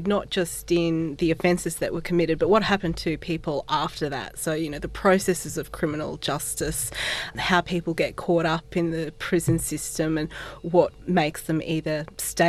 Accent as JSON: {"language": "English", "town": "Brisbane", "region": "Queensland", "country": "Australia", "tie": "born or raised there", "said": "I grew up in Brisbane close to the Boggo Road Jail after it closed"}